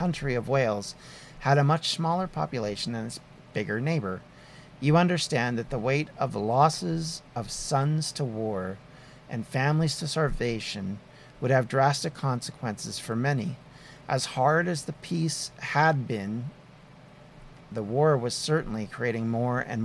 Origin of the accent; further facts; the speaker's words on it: Canada; as a Canadian